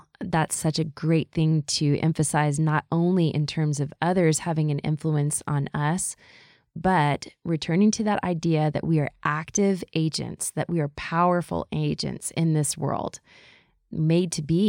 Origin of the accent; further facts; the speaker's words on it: the South, United States; And we grew up in the South, as I think we've mentioned a little bit. At least there was a bunch of Southern influence as I moved around the world.